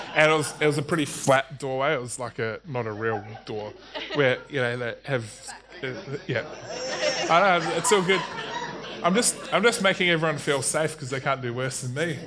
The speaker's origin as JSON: {"language": "English", "country": "New Zealand", "tie": "born or raised there", "said": "I grew up in New Zealand"}